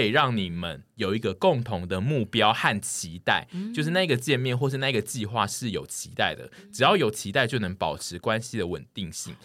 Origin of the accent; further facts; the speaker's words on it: southern Taiwan, Taiwan; moved away; 很大一部分我的故乡的人本来就是这种心情。我的南部的朋友们本来就是一群都不爱排队的人